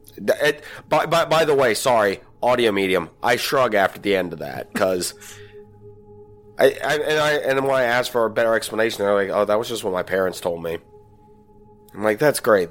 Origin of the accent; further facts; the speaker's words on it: Virginia, United States; I'm from Virginia